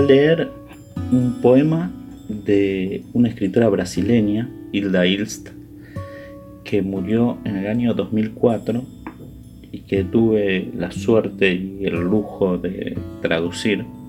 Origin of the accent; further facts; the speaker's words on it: Buenos Aires, Argentina; yo soy porteño, nací en Buenos Aires, viví siempre en Buenos Aires